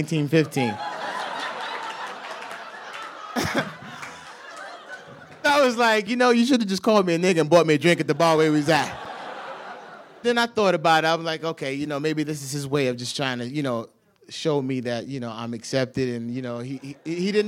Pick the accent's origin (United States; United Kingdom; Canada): United States; New York; I'm from New York